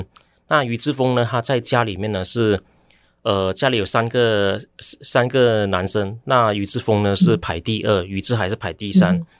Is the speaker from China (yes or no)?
no; Ipoh, Perak, Malaysia; now in Taiwan; 我回去我家乡马来西亚怡保这个城市